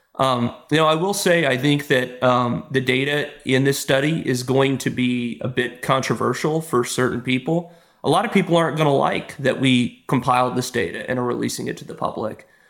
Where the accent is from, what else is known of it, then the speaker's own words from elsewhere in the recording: Texas, United States; moved away; I'm from Texas originally